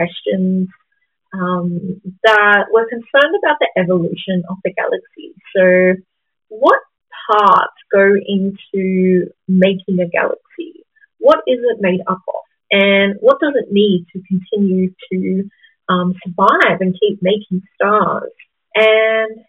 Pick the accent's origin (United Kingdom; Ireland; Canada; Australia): Australia; Gamilaroi country, northern New South Wales; I am a Gamilaroi woman. That means I come from Gamilaroi country, which is northern New South Wales